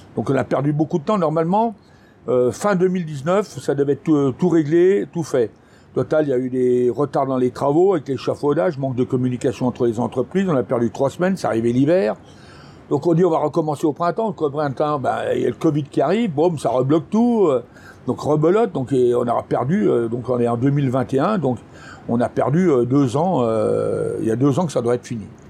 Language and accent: French; France; moved away; je suis parti de Bioche